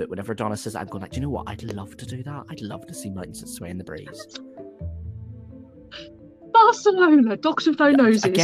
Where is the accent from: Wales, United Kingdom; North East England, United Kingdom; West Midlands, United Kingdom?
Wales, United Kingdom; I am Welsh.